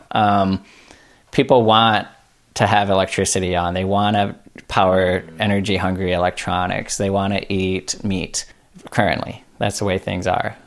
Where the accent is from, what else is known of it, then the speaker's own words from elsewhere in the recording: United States; especially being American humans